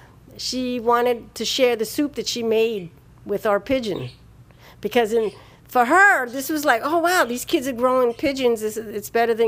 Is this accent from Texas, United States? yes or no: no; New York City, New York, United States; when I was a kid growing up in the Bronx, we raised pigeons.